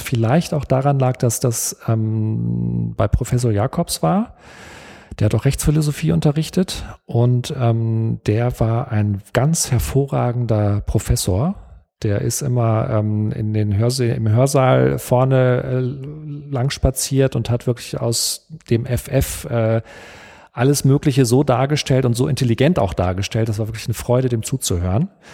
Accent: Detmold, North Rhine-Westphalia, Germany; ich bin in Detmold aufgewachsen, in Westdeutschland

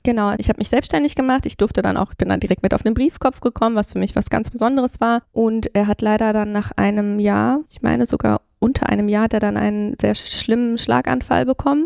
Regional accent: Flensburg, Schleswig-Holstein, Germany; moved away as an adult; now in Cologne, Germany; ich bin in Flensburg aufgewachsen

